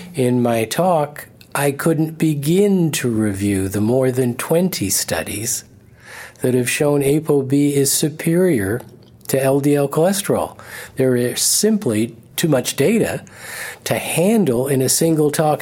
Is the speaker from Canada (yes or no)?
yes; Canada; I'm a Canadian